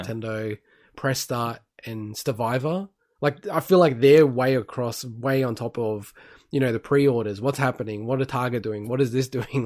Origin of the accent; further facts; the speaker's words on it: Melbourne, Victoria, Australia; moved away; I'm originally from Melbourne and my parents are in Melbourne